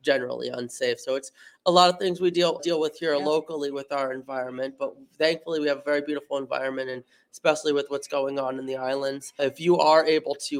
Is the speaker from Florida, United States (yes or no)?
yes; Fort Myers, Florida, United States; I grew up on the Calusa Nature Center.